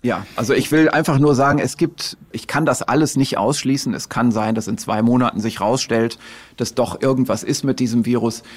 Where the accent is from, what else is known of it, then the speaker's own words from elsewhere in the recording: Germany; bei uns in Deutschland